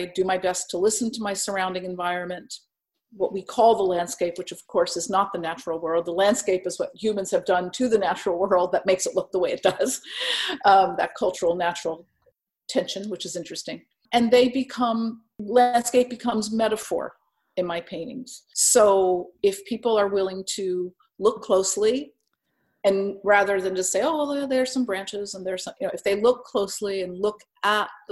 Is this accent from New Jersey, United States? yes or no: yes; Bloomfield, New Jersey, United States; also born or lived in Newark, New Jersey; I was born in Newark and grew up in Bloomfield, New Jersey